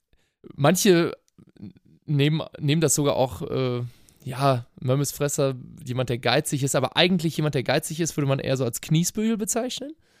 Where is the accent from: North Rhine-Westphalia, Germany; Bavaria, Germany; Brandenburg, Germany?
North Rhine-Westphalia, Germany; Cologne; Ich bin in Köln groß geboren und aufgewachsen